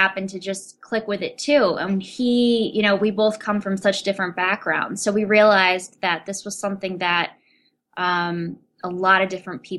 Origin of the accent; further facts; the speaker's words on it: Rochester, New York, United States; Which is my hometown.